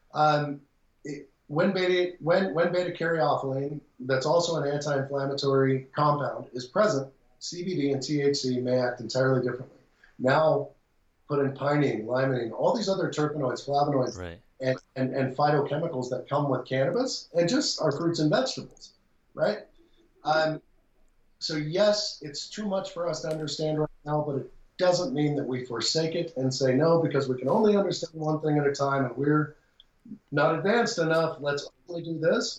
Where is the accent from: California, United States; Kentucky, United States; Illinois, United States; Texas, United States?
Texas, United States; moved away; I was born in Texas. I lived in Texas. I worked in Texas